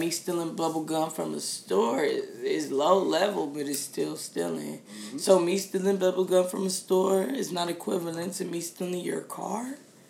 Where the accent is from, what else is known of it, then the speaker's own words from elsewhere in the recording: United States; being an American.